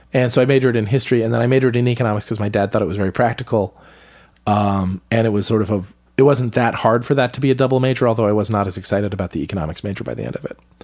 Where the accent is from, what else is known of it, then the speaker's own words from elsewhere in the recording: Salisbury, Maryland, United States; moved away; Where I grew up in Maryland was a small town on the eastern shore of Maryland